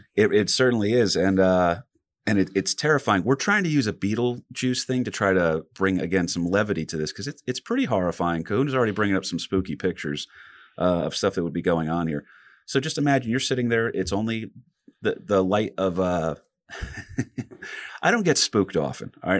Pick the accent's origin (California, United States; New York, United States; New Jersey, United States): New Jersey, United States; we're three guys from Jersey